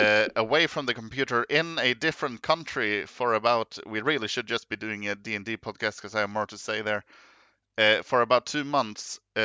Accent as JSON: {"language": "English", "country": "Norway", "second_language": "English", "said": "Maybe I should mention, hi … I'm not a English native speaker. I am from Norway."}